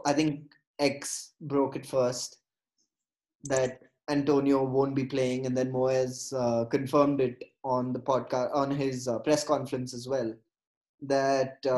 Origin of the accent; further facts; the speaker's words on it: Bangalore, Karnataka, India; my hometown, if you take Bangalore